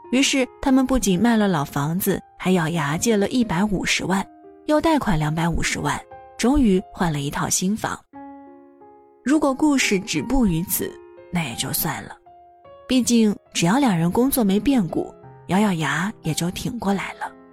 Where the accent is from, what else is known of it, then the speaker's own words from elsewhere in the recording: a small town in Shandong, China; now in Beijing, China; 像我这样一个来自山东小城普通家庭的孩子